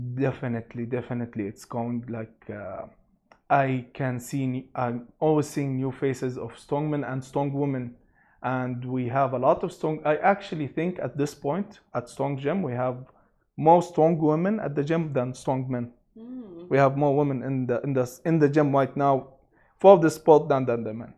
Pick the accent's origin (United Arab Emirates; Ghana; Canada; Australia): United Arab Emirates; Abu Dhabi; also born or lived in Sharjah; now in Dubai, United Arab Emirates; I was born and raised in Abu Dhabi